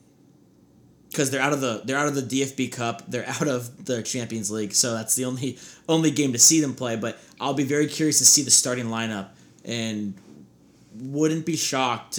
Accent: United States; us being American, big American fans

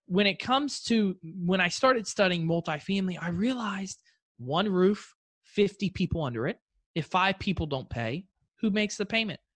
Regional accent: Fort Lauderdale, Florida, United States; originally I'm from South Florida, Fort Lauderdale.

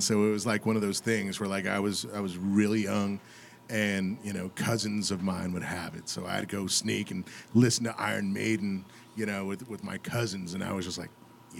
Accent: New Mexico, United States; moved away; I'm from New Mexico originally

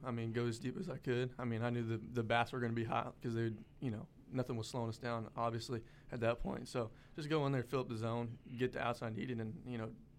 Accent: Houston, Texas, United States; moved away as an adult; now in Louisiana, United States; I'm from Houston.

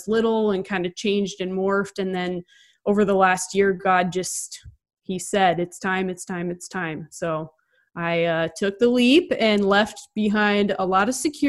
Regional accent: Nebraska, United States; moved away; also born or lived in Cedar Rapids, Iowa; I grew up in Nebraska, went to Mount Mercy.

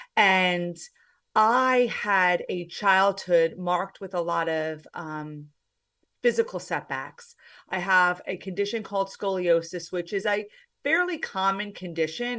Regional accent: New Jersey, United States; also born or lived in Pennsylvania; I am from the States. I'm from New Jersey

